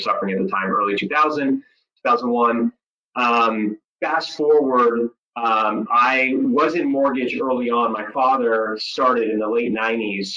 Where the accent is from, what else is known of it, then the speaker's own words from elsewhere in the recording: Dana Point, California, United States; I grew up in Orange County, California, specifically Dana Point.